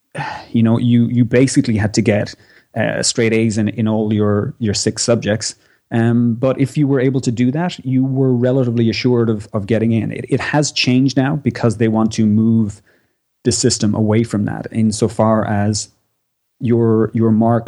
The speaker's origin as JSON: {"language": "English", "country": "Ireland", "also_born_or_lived": "Australia", "moved": "as an adult", "said": "I am from Ireland. I'm somewhat of a medical nomad. I did my all my medical school training in Ireland. I worked in Ireland"}